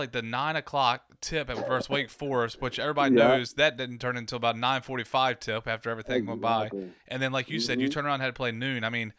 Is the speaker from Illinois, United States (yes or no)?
no; Maryland, United States; every kid growing up in Maryland says they're going to play for Gary Williams back then.